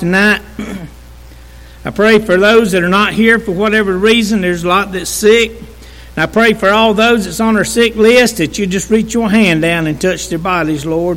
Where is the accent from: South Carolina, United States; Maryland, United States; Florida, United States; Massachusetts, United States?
South Carolina, United States; Walhalla; I'm from Walhalla. I'm a country boy saved by grace